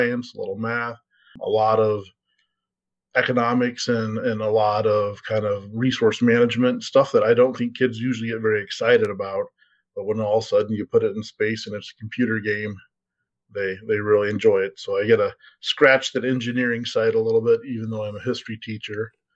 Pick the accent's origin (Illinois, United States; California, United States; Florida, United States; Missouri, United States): Illinois, United States; Central; I grew up in Central Illinois